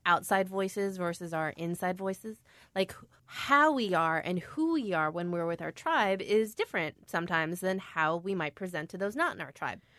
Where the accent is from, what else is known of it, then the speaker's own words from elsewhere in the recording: Skokie, Illinois, United States; I'm Korean-American, and I was born in Skokie, Illinois